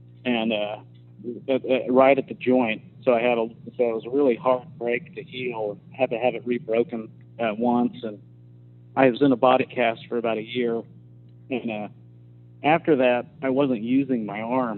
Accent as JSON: {"language": "English", "town": "Norman", "region": "Oklahoma", "country": "United States", "tie": "born or raised there", "said": "in my hometown"}